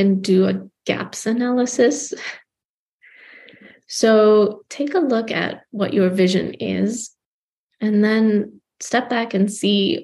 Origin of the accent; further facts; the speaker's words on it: Gaborone, South-East District, Botswana; moved away as an adult; now in United States; I was growing up in Gaborone, Botswana